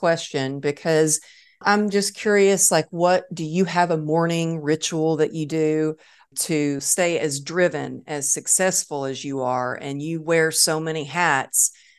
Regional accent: Texas, United States; So I guess I'm always a Texan at heart.

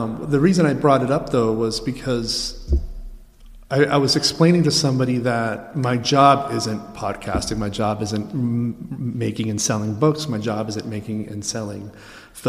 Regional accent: Maine, United States; moved away; my hometown in Maine

